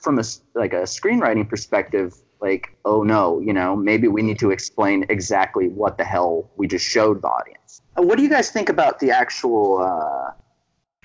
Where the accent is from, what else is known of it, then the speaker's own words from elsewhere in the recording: Central Valley of California, United States; I was born and raised in California. I lived here my entire life